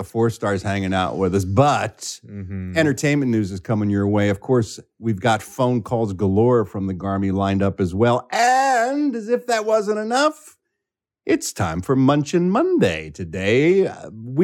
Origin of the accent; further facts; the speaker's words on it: Philadelphia, Pennsylvania, United States; moved away; my hometown of Philadelphia